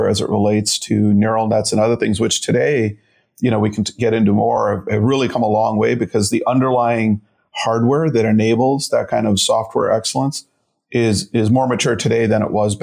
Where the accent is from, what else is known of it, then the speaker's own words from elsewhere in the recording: Chicago, Illinois, United States; also born or lived in India; my mom, my brother and I settled just a few years later in Chicago. And so I'm a Midwesterner. You know, I was two when I came